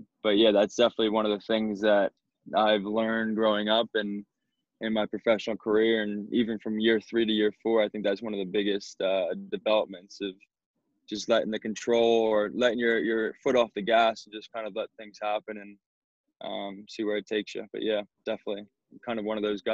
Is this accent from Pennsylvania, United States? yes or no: yes; West Chester, Pennsylvania, United States; I'm from Westchester, PA, so just outside Philadelphia. Lived there my entire life. Played club soccer in that area growing up.